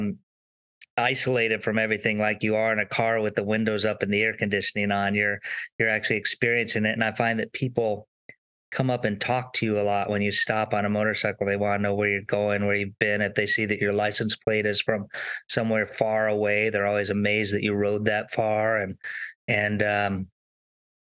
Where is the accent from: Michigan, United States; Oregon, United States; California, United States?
California, United States; Southern; I grew up in Southern California